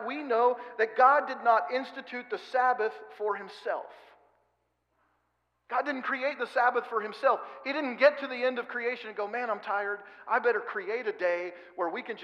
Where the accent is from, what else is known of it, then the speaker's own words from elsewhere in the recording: Oregon, United States; now in Kansas, United States; We live in Kansas where there's lots of grain around, and I'm from Oregon.